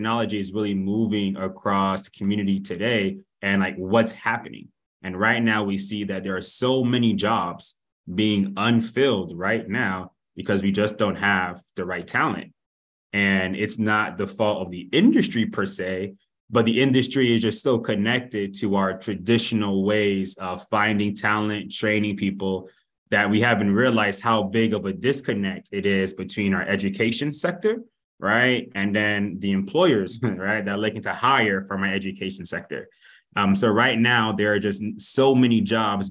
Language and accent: English; Miami, Florida, United States; also born or lived in Boston, Massachusetts; now in Austin, United States; I am originally from Miami, Florida, but came down from Boston to Austin by way of Oracle